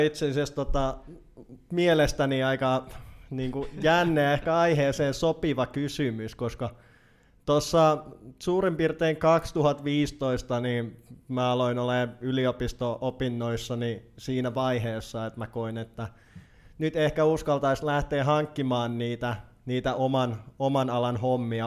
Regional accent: Naantali, Southwest Finland, Finland; also born or lived in Laitila / Turku region / Helsinki region; now in Turku, Finland; lapsuuteni olen viettänyt puoliksi, ö, Vakka-Suomen keskuksessa Laitilassa ja sitten sen jälkeen olen viihtynyt Naantalissa siihen asti, että olen täysi-ikäisyyden saavuttanut.

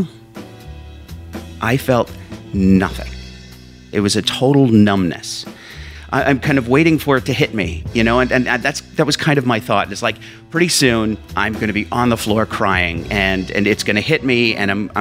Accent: Whitehall, Pennsylvania, United States; also born or lived in Allentown, Pennsylvania; we moved to Whitehall, Pennsylvania.

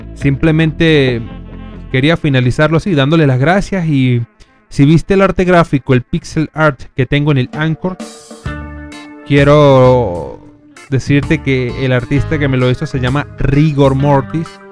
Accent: Venezuela; moved away; somos de Venezuela

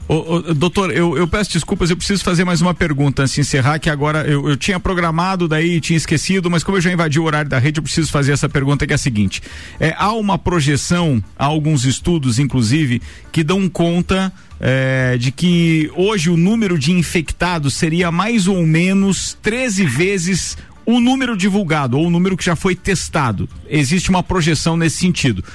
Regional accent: Santa Catarina, Brazil; a gente aqui, como catarinense

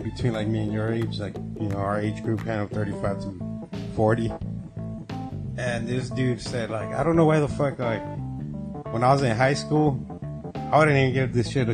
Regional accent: Temecula, California, United States; I grew up like in Temecula

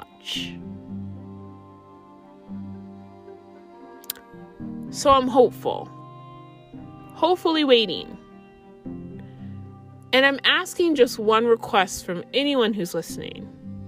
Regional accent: United States; as an American

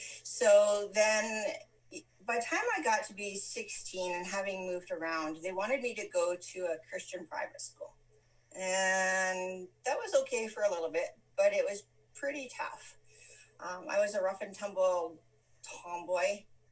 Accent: Western Canada, Canada; also born or lived in Calgary, Canada / Leaf Rapids, Canada; I was born in Calgary, Alberta. I grew up across Western Canada.

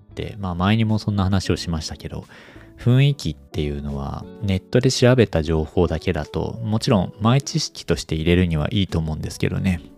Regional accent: Japan; now in Kanto, Japan; 地方出身者

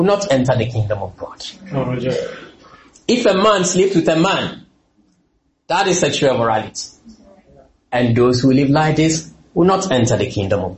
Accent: Ghana; moved away as an adult; also born or lived in London; I'm from Ghana

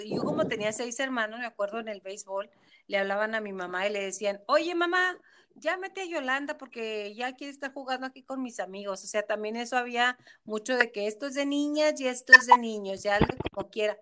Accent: Mexico; como cultura mexicana

